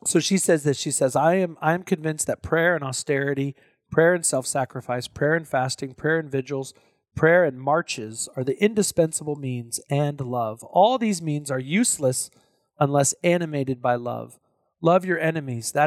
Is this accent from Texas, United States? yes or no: yes; Texas, United States; I'm from Texas.